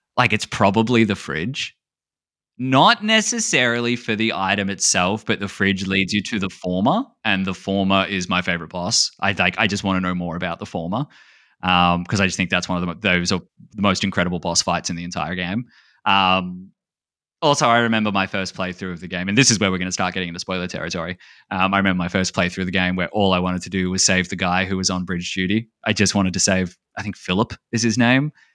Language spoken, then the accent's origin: English; Australia; being Australian, we call Cheerios like something different. Like Cheerios for us are like little hot dogs